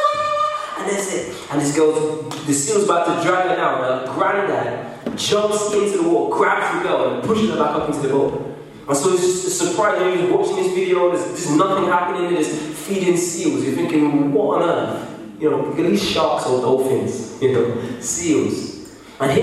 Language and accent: English; England, United Kingdom